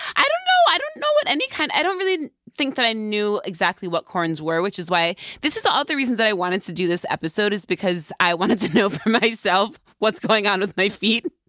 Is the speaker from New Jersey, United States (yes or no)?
no; New York, United States; I'm a New Yorker